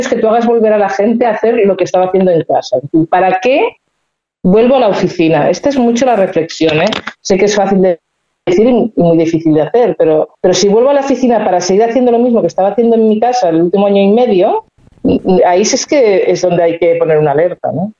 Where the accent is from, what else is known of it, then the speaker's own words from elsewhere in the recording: Spain; los que somos de España